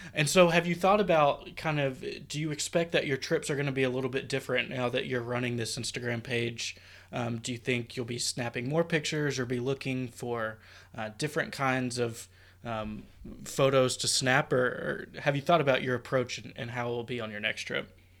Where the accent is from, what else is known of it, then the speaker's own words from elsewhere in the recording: Tennessee, United States; in my hometown um, in Tennessee, we only have one Disney store